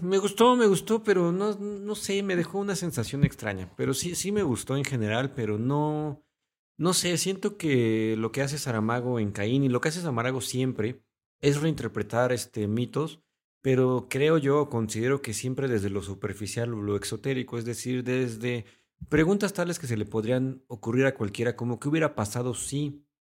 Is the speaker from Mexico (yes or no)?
yes; Mexico; nosotros somos de México